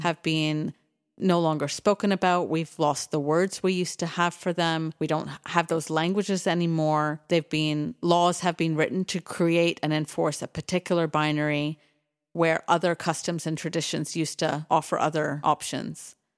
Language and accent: English; Canada; moved away; also born or lived in United Kingdom; I grew up in Canada